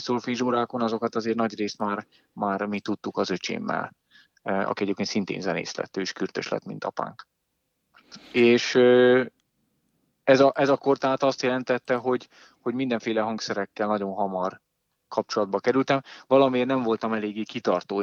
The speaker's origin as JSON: {"language": "Hungarian", "town": "Dunaújváros", "region": "Fejér", "country": "Hungary", "tie": "born or raised there", "said": "és hát én is nagyjából ott nőttem fel."}